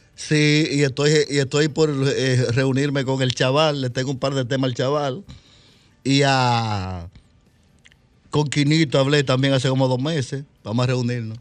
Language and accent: Spanish; Santo Domingo Oeste, Distrito Nacional, Dominican Republic; yo a los ocho años estaba aquí ya, en, en Las Palmas de Herrera